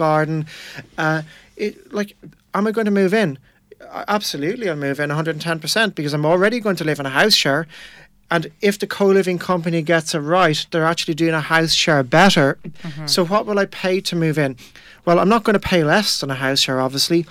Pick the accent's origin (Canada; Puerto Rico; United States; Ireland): Ireland; Tipperary, Munster; I moved to Dublin from Tipperary, where I'm from